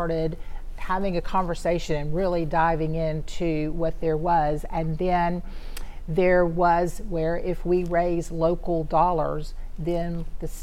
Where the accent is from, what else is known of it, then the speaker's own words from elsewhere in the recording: Shreveport, Louisiana, United States; also born or lived in Ruston, Louisiana; Shreveport's home. This is where I grew up